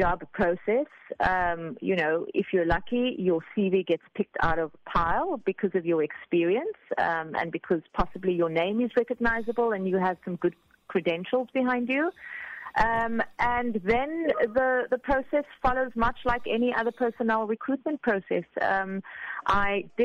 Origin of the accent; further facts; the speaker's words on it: Cape Town, Western Cape, South Africa; moved away as an adult; also born or lived in Abu Dhabi / Dubai; now in Qatar; I'm from Cape Town and the Western Cape